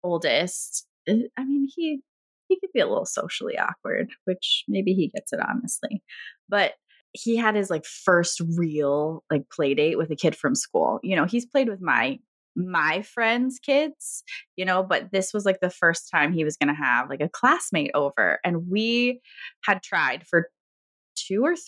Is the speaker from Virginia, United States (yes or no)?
yes; Virginia, United States; now in Michigan, United States; I am from Virginia